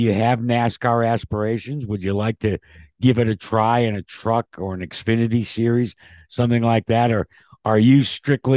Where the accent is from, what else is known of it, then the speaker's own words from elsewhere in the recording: Northeast, United States; I grew up in the Northeast